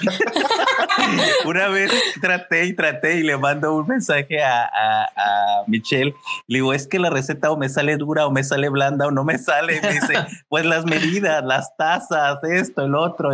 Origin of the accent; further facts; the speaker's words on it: Mexicali, Baja California, Mexico; somos de Mexicali, del norte, y a lo mejor te puedes dar cuenta en el acento